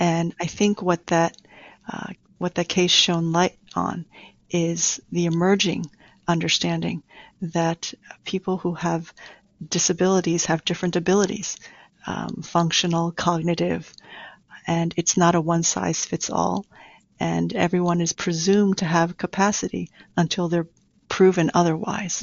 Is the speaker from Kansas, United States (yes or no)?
no; New York City, New York, United States; also born or lived in Taiwan; I grew up in Queens all my life.